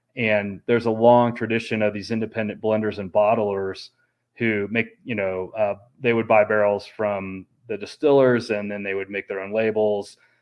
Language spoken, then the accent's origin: English; Kansas City, United States; moved away; I'm from Kansas City